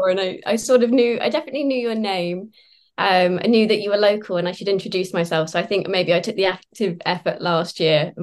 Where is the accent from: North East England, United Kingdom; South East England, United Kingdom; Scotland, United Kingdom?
South East England, United Kingdom; Sussex; born or raised there; also born or lived in London